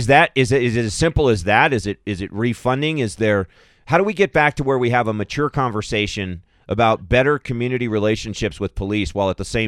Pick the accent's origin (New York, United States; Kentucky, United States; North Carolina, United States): Kentucky, United States; Louisville; moved away; Louisville, where you live, where I am from, my home state of Kentucky.